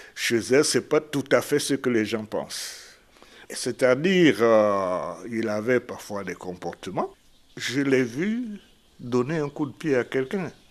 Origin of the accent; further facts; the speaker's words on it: Lambaréné, Moyen-Ogooué, Gabon; Je suis de Lambaréné, dans un petit village à côté de Ngomo qui s'appelle Pointe-Élise